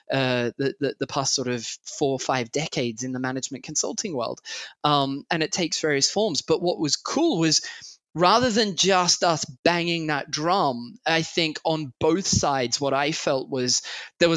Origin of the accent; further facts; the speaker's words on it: Australia; also born or lived in Sydney; I'm Australian by birth.